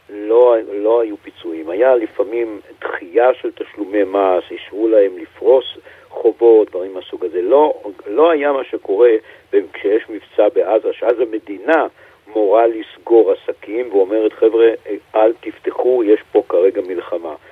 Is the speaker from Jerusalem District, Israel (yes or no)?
yes; Jerusalem, Jerusalem District, Israel; כירושלמי, נולדתי פה, אני חי פה הרבה שנים